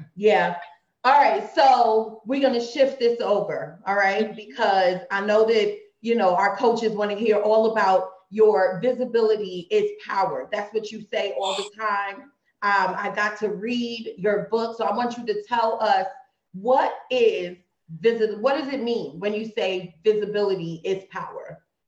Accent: Trinidad & Tobago; we're both from Trinidad.

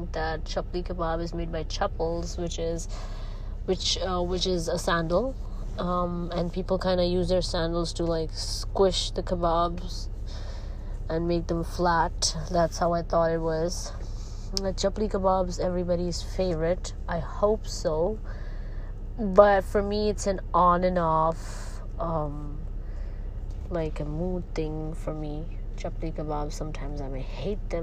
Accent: Saudi Arabia; I've been in Saudi all my life, and by blood, I'm Pakistani

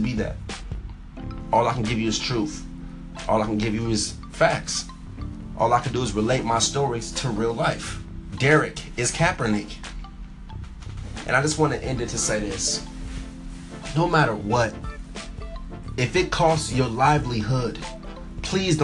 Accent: United States; as Americans

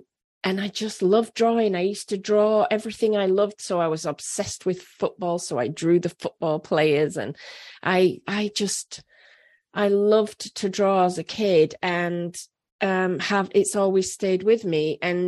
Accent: Leeds, Yorkshire and the Humber, United Kingdom; say hi to Leeds for me. That's my hometown.

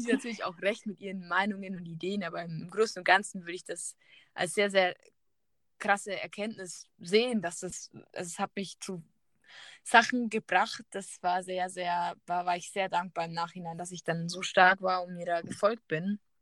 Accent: Germany; moved away; also born or lived in Peru; ich bin Deutsche

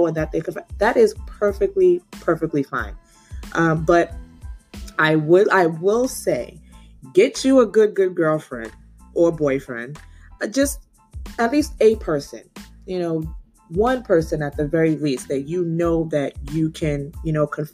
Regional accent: Nigeria; being Nigerian

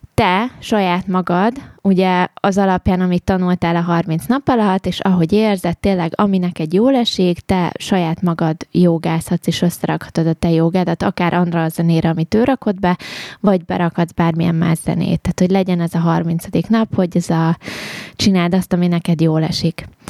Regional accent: Mezőkövesd, Borsod-Abaúj-Zemplén, Hungary; én arról a környékről származom egyébként, ugye oh. mezőkövesd ott

